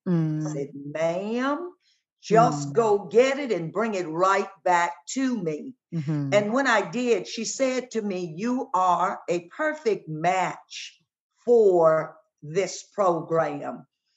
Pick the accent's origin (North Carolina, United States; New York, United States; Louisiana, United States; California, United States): Louisiana, United States; Ethel; In Ethel, Louisiana, and even when my dad worked on the Illinois Central Railroad